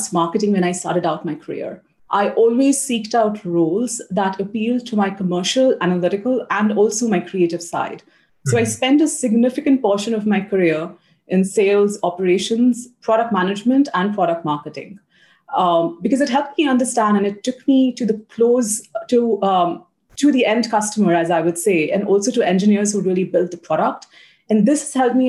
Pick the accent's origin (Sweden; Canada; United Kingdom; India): India; South India; moved away as an adult; also born or lived in United States / Australia / Brazil; now in Singapore; I grew up in Southern India